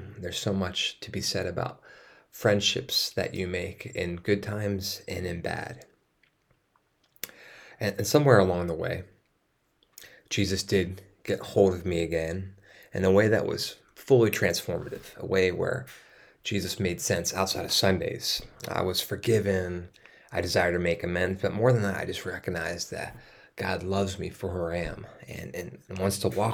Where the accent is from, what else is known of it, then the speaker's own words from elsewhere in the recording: East Coast, United States; moved away; I grew up on the East Coast